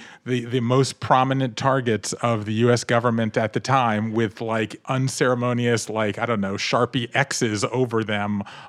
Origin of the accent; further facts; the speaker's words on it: Southern United States, United States; I grew up in the South, and I love the familyness and the storytellingness and the stickiness, but I grew up Jewish in the South